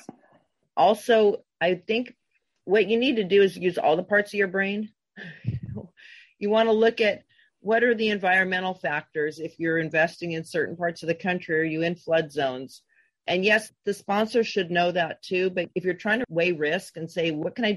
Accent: Southern California, United States; growing up in Southern California

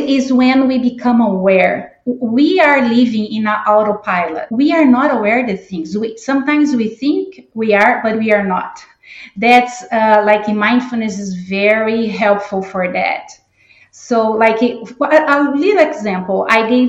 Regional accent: Brazil; English is a second language; moved away as an adult; also born or lived in Chicago area, United States; now in Georgia, United States; I am originally from Brazil, and I've been living in the United States for 25 years

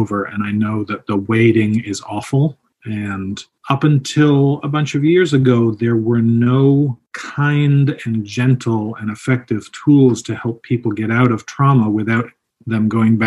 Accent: Toronto, Ontario, Canada; also born or lived in England; I'm from England, grew up in Toronto.

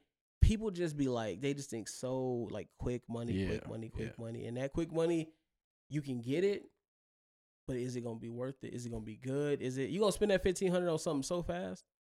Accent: the South, United States; And growing up in the South, people take like, they take old cars like box Chevys and they'll throw rims on them, paint job. And that's the culture.

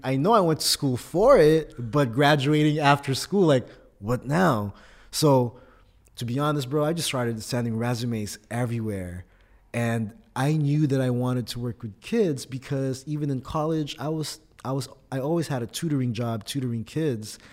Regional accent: Oxnard, California, United States; first language Tagalog; English is a second language; also born or lived in Philippines / Fullerton, California; now in San Diego, United States; born in the Philippines, but I grew up in Oxnard, California

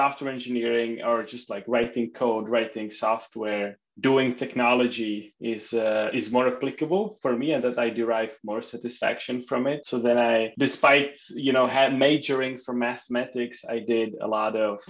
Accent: Czechia; moved away as an adult; also born or lived in Luxembourg; now in United States; I was born and raised in Czech Republic, the tiny country in Europe. To an American father and a Czech mother.

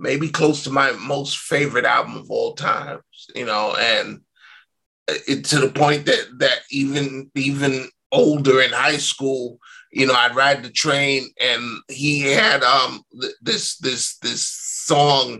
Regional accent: New York, United States; I was born in 59, so I grew up in New York in the 60s and the 70s

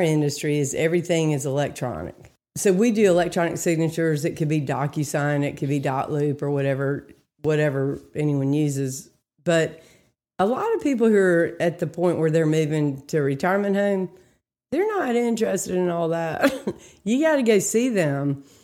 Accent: Greensboro, North Carolina, United States; I grew up in Greensboro

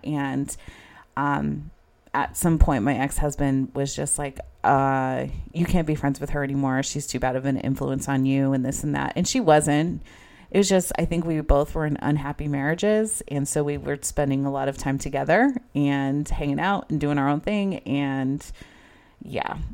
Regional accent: Idaho, United States; moved away as an adult; also born or lived in Arizona; I moved from Idaho to Arizona, started school at N A U

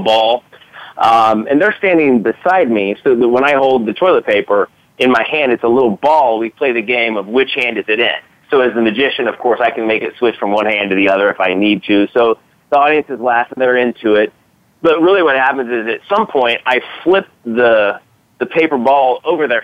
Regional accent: Kansas City, United States; We're from here in Kansas City

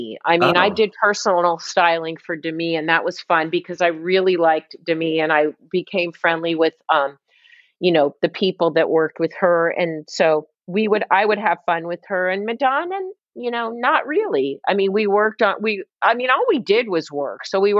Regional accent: Midwest, United States; now in New York, United States; We're Midwest, you know, we grew up in the Midwest. We came to New York at the same time.

